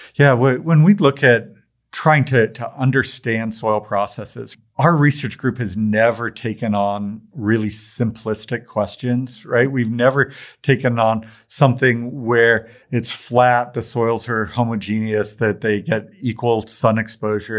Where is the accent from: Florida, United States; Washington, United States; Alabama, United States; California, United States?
Washington, United States; Tacoma; I grew up in Tacoma, Washington.